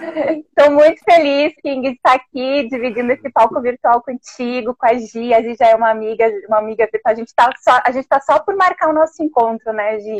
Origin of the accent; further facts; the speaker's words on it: Alegrete, Rio Grande do Sul, Brazil; also born or lived in Santa Maria; now in Porto Alegre, Brazil; Eu sou daqui, eu sou daqui de Porto Alegre também. Na verdade, eu sou de Alegrete, né? Eu nasci